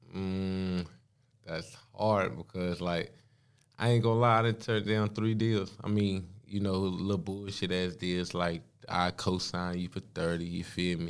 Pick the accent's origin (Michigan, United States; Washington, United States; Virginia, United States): Virginia, United States; Danville; now in Charlotte, United States; I'm from Danville, B A. Like, I mean, I live up here in Charlotte